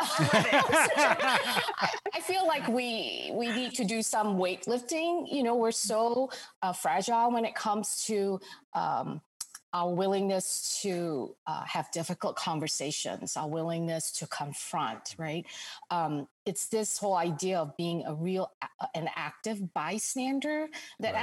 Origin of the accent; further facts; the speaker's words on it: Singapore; moved away as an adult; also born or lived in Jakarta, Indonesia; now in United States; I spent really i would say most of my formative childhood growing up years all the way th- all, all the way through high school in singapore